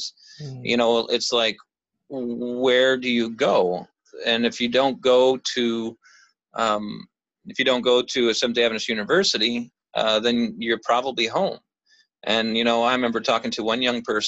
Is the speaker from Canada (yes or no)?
yes; Canada; Growing up in Canada